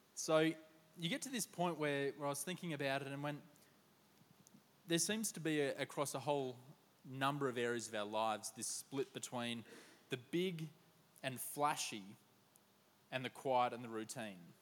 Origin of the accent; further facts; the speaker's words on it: Queensland, Australia; now in Sydney, Australia; As a Queenslander